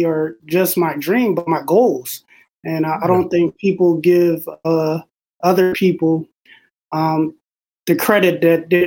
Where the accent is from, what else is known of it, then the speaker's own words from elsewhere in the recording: Philadelphia, Pennsylvania, United States; I'm a kid from Philly, West Oak Lane, born and raised